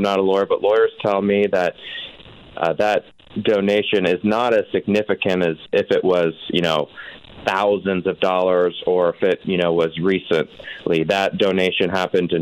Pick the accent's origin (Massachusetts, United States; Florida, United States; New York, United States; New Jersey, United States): Florida, United States; moved away; I'm originally from Florida